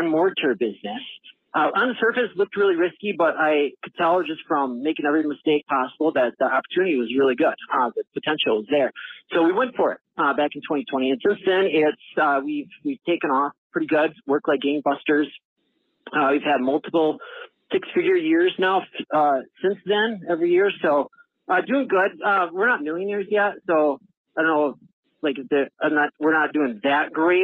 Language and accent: English; Eau Claire, Wisconsin, United States; I'm from Eau Claire, Wisconsin